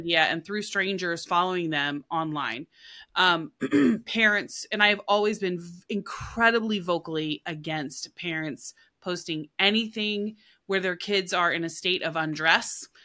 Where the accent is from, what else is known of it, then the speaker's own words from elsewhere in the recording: Oklahoma, United States; I'm from Oklahoma